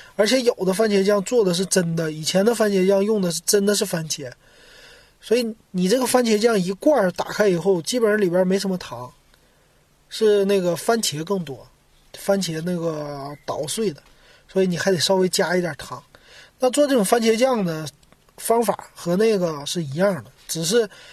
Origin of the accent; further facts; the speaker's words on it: Shenyang, Liaoning, China; moved away as an adult; now in Shanghai, China; 我是沈阳人，我离开沈阳之后